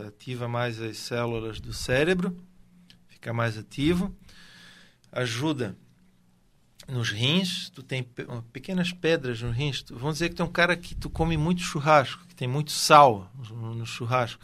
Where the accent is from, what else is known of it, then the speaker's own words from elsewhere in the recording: Brusque, Santa Catarina, Brazil; Eu sou aqui de Brusque, natural da cidade de Brusque